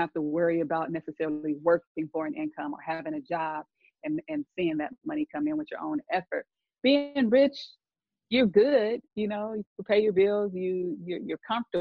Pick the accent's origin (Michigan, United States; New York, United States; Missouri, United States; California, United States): California, United States; San Diego; also born or lived in Los Angeles / Washington, D.C.; I'm from San Diego, originally living in LA now